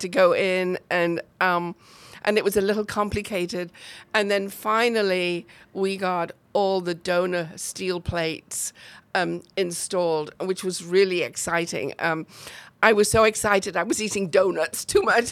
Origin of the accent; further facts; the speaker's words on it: near Chester, North West England, United Kingdom; accent: British; moved away as an adult; also born or lived in New Jersey / Cleveland, Tennessee; now in Waco, United States; I'm actually from the north of England. Um, I my hometown is very close to Chester